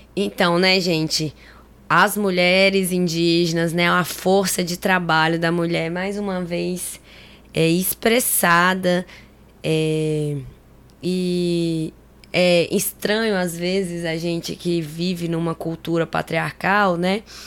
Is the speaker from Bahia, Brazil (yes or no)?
no; Tocantins, Brazil; isso aqui é da minha terra, do Tocantins